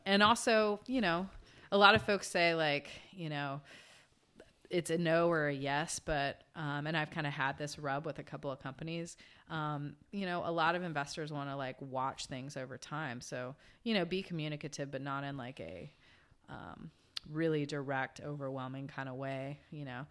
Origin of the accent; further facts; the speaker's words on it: Georgia, United States; moved away; I grew up in Georgia